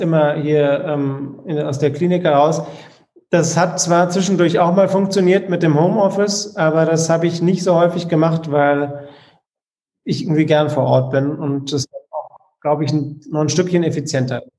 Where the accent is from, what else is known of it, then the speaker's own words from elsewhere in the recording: Frankfurt, Hesse, Germany; Ich bin in Frankfurt geboren und deswegen äh, bin ich äh, Eintracht Frankfurt-Fan